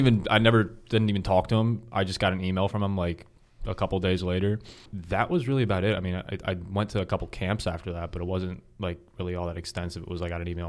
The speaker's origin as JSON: {"language": "English", "town": "Harrisburg", "region": "Pennsylvania", "country": "United States", "moved": "yes", "lives_now": "Frederick, United States", "said": "I'm from Harrisburg, Pennsylvania. It's about an hour 15 north of here."}